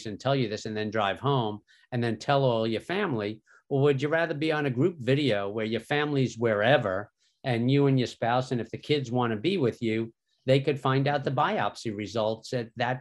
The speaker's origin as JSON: {"language": "English", "region": "New York", "country": "United States", "tie": "born or raised there", "moved": "as an adult", "lives_now": "Philadelphia, United States", "said": "I grew up in New York."}